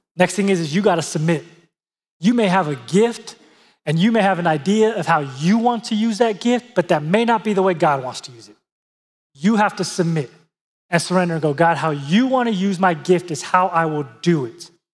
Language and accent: English; San Diego, California, United States; I grew up in San Diego, California